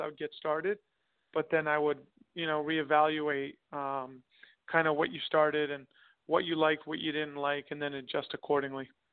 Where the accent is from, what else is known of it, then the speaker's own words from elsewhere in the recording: Long Island, Nassau County, New York, United States; I grew up in Long Island, New York, Nassau County to be exact